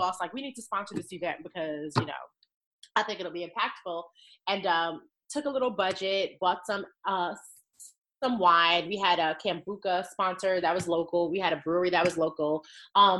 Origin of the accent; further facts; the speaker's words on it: New York City, New York, United States; moved away as an adult; now in Charlotte, United States; I'm from New York. I'm from Queens